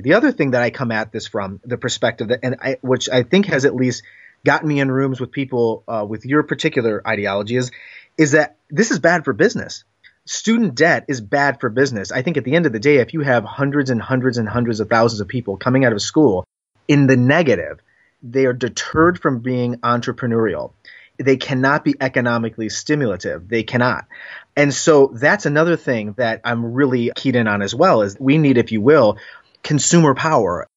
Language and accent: English; Northeast Ohio, United States; moved away as an adult; also born or lived in Washington, D.C. / New York area; I was from Northeast Ohio, lived in D C, then lived in New York area for five years, now back in Cleveland.